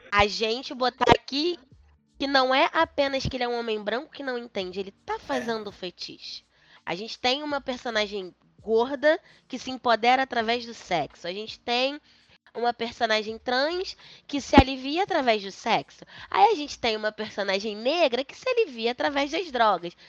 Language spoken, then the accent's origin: Portuguese; Brazil; eu sou brasileiro